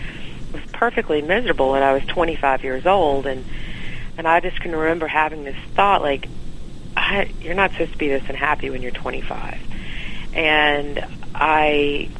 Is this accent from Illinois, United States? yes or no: no; Evans, Georgia, United States; So I am a Georgia native. My family lives in around the Augusta area in a little town outside of it